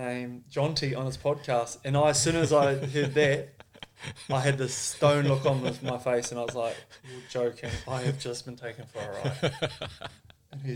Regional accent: Ashburton, Canterbury, New Zealand; moved away as an adult; now in Japan; I was born in Ashburton, just sort of 10 km inland, so bought on the farm.

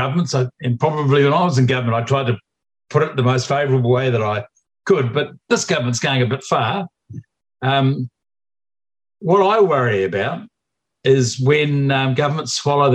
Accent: New Zealand; New Zealanders

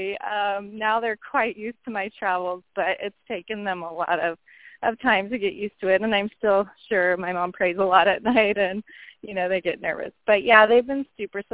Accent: Loomis, California, United States; also born or lived in Roseville, California; I was born in Roseville. I grew up in the area of Loomis, Penryn

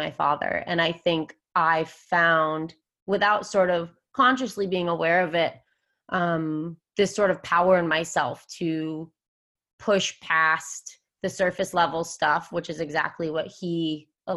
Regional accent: Vermont, United States; moved away as an adult; now in San Diego, United States; I'm actually from Vermont. I've lived in San Diego for the last 8 years

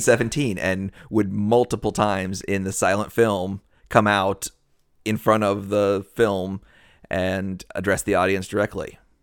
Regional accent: United States; we're from the United States, we're from the West

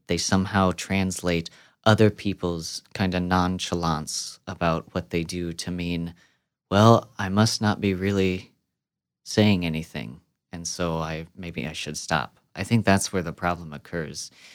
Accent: Midwest, United States; I'm born and raised in the Midwest

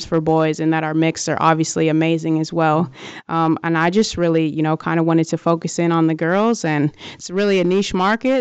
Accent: Wisconsin, United States; moved away as an adult; my home state of Wisconsin

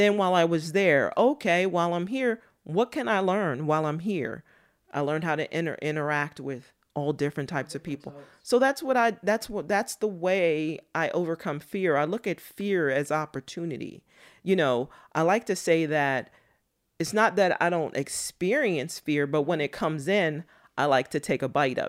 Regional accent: Mocksville, North Carolina, United States; born there; I think it comes from, I was born in Moxville, North Carolina. If you look it up, it's maybe 10 square miles. It's a small town. At the time I was there, it was one red light and red dirt.

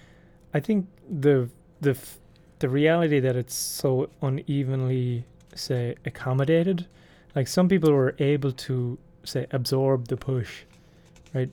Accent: Ireland; I'm from Ireland

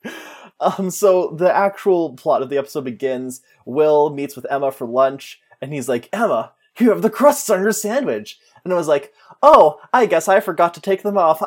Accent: Saskatchewan, Canada; we're from Saskatchewan

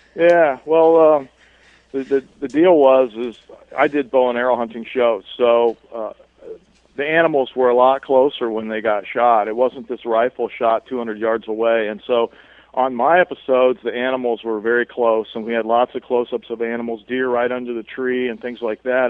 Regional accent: Columbus, Ohio, United States; I grew up in Columbus, Ohio.

